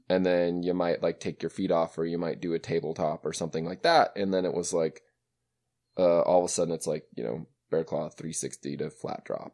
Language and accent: English; Western Montana, United States; I grew up in Western Montana